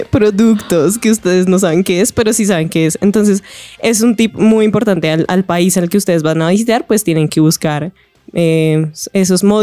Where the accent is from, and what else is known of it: Colombia